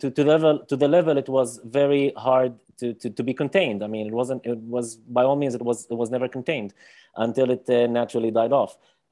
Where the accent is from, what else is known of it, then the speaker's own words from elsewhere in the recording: Lod, Central District, Israel; growing up in Lid